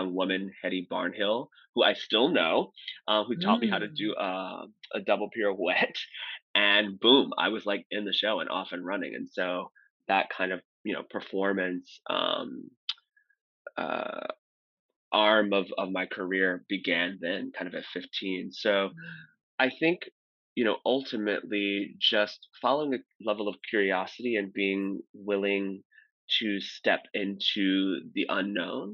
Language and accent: English; St. Louis, Missouri, United States; I'm originally from St. Louis, Missouri